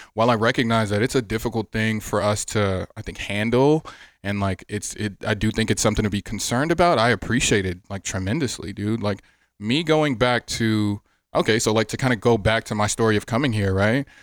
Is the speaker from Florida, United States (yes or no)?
yes; Miami, Florida, United States; also born or lived in Atlanta; now in Las Vegas, United States; I'm from Miami. Growing up as a kid, I always liked the Dolphins